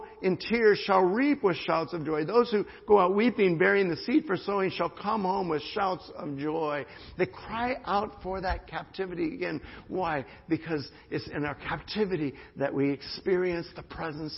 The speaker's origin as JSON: {"language": "English", "country": "United States", "said": "as an American"}